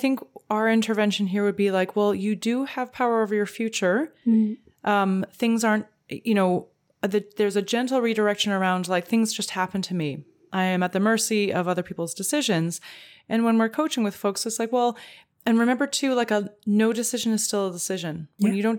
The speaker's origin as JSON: {"language": "English", "country": "Canada", "said": "as a Canadian"}